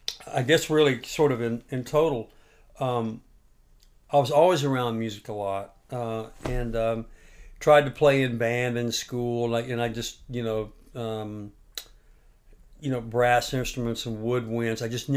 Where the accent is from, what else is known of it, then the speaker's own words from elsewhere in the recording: Gulf Coast of Florida, United States; moved away as an adult; now in Nashville, United States; So I grew up on the Gulf Coast of Florida.